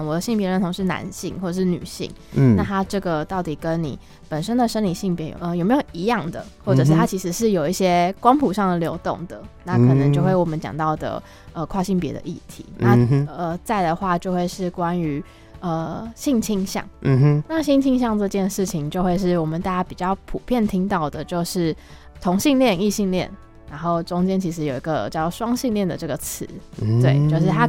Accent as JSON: {"language": "Chinese", "town": "Kaohsiung", "country": "Taiwan", "moved": "yes", "lives_now": "Taipei, Taiwan", "said": "然后我是高雄人，我来自高雄。"}